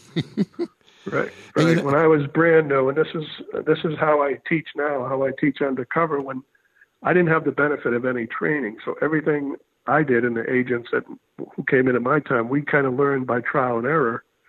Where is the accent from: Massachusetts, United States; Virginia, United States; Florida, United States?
Massachusetts, United States; Haverhill; I grew up outside of Boston in a uh, industrial town called Haverhill, uh, blue collar um, city, a decaying mill town.